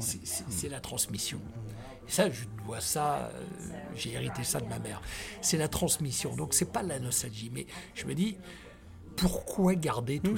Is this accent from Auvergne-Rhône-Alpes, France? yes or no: no; Tours, Centre-Val de Loire, France; born or raised there; also born or lived in Côte d'Ivoire